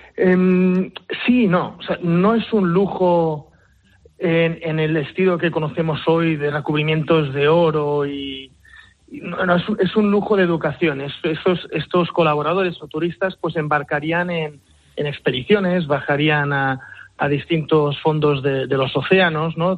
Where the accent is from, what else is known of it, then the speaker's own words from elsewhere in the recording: Mallorca, Balearic Islands, Spain; soy mallorquín, ¿no? padre mallorquín y madre inglesa